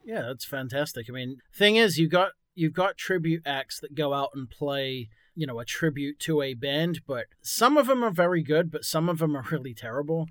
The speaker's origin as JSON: {"language": "English", "region": "England", "country": "United Kingdom", "moved": "yes", "said": "I'm from England originally"}